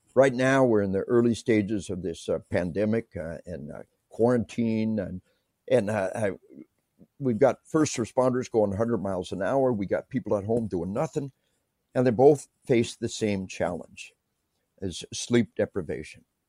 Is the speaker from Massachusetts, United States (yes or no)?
no; Arkansas, United States; I tell people we are from Arkansas